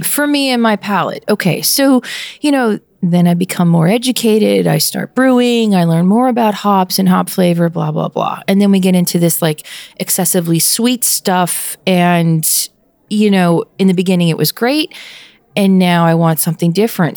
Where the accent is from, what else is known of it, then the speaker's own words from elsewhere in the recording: Pennsylvania, United States; my home state is the uniqueness of the east side and the west side